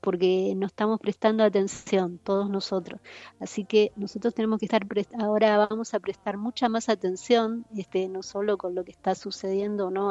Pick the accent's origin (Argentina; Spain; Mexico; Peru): Argentina; Buenos Aires; vivía en el barrio de La Boca, de donde soy oriunda, nací en el barrio de La Boca